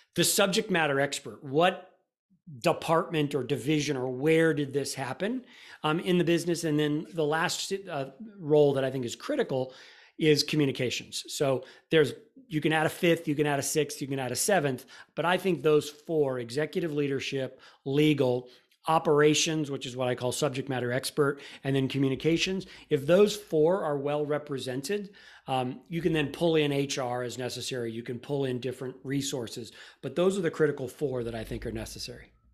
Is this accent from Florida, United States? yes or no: yes; Florida, United States; now in Austin, United States; I grew up in Florida